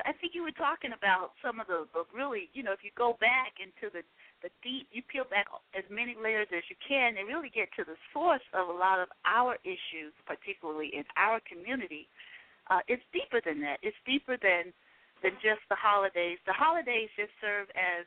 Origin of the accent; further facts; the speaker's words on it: Selma, Alabama, United States; I'm actually from Selma, Alabama as well